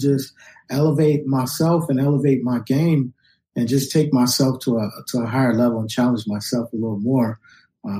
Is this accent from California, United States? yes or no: yes; Los Angeles, California, United States; When I was a kid growing up in Los Angeles